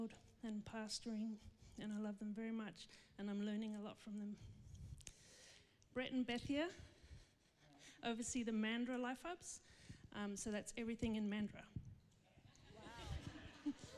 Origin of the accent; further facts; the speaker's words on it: Zimbabwe; now in Perth, Australia; when I grew up in Zimbabwe, I lived in her home.